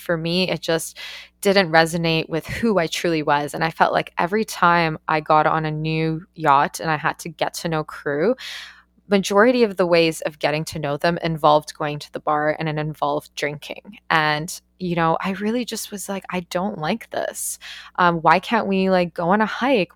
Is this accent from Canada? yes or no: yes; Canada; moved away as an adult; also born or lived in Australia / New Zealand; I'm Canadian